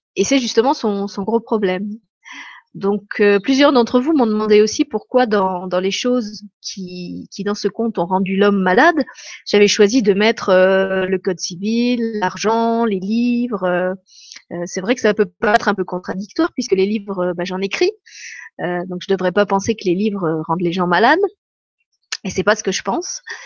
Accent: France; moved away as an adult; now in Luxembourg; je suis pas luxembourgeoise, mais je suis française.

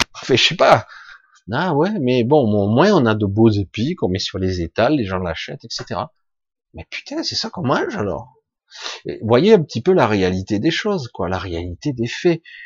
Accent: Marseille, Provence-Alpes-Côte d'Azur, France; Je suis marseillais d'origine

